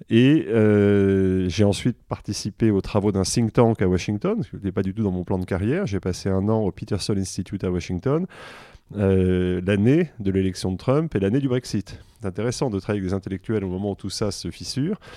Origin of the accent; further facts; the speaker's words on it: Versailles, Île-de-France, France; born there; parce que je suis né en mai 68 à Versailles.